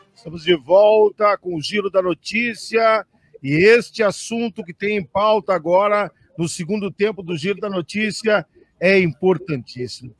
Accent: Flores da Cunha, Rio Grande do Sul, Brazil; eu sou de Flores da Cunha

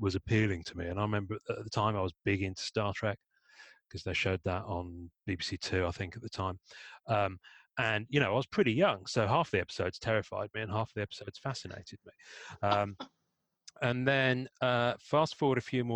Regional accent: Devon, South West England, United Kingdom; accent: English; I'm in the UK and I grew up in Devon.

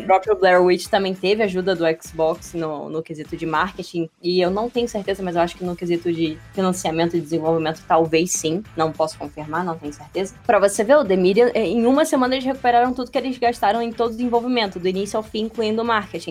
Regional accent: Rio de Janeiro, Brazil; eu sou do Rio de Janeiro

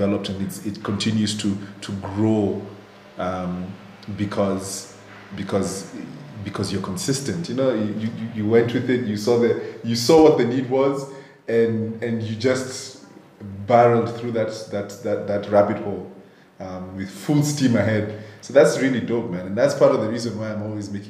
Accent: Nairobi, Kenya; I grew up in Nairobi, mm-hmm. Born and raised

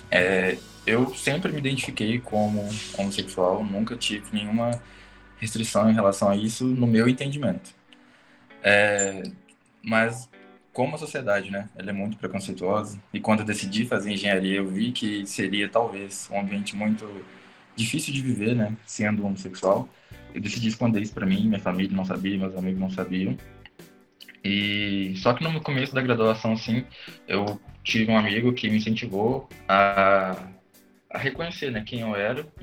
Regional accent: interior of Minas Gerais, Brazil; moved away as an adult; also born or lived in Rio de Janeiro; now in Belo Horizonte, Brazil; sou homossexual, tenho 27 anos, sou do interior de Minas, mas fiz mestrado no Rio de Janeiro, na COP, e tem um pouco mais de um ano que eu atuo aqui em BH

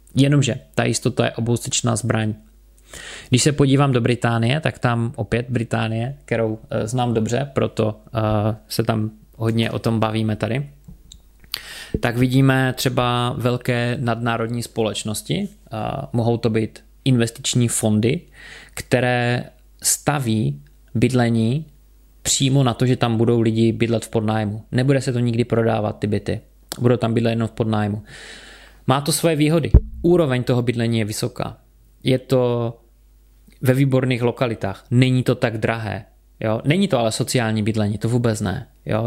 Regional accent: Czechia; u nás

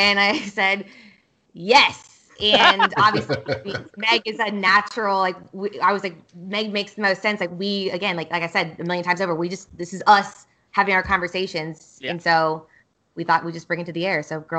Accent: Kansas, United States; also born or lived in Austin; My short story, I've moved around a lot in the States. So I grew up in Kansas and I went to the University of Kansas.

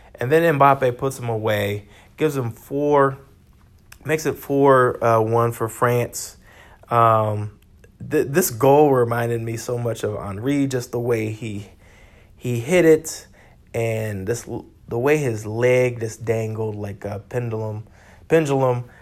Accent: United States; I'm an American

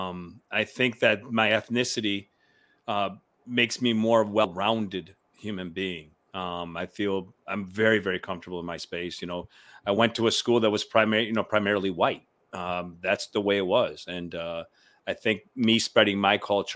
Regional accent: Syracuse, New York, United States; first language Spanish; English is a second language; moved away; growing up in Syracuse, looking like me where I grew up in the beginning

